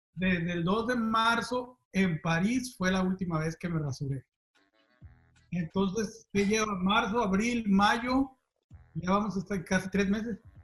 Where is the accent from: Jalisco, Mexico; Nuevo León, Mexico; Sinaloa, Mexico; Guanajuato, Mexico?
Jalisco, Mexico; Zapopan; a los 12 años, creo más o menos, eh, allí en Zapopan, en mi rancho